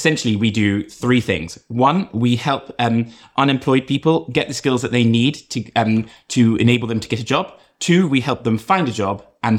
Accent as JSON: {"language": "English", "region": "London", "country": "United Kingdom", "also_born_or_lived": "Boston, United States", "moved": "as an adult", "said": "from London originally."}